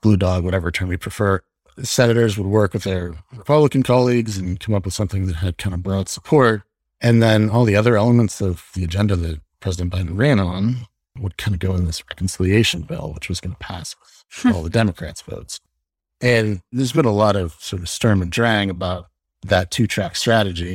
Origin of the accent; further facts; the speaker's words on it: Los Angeles, California, United States; moved away as an adult; also born or lived in Virginia; now in New York City, United States; grew up in Los Angeles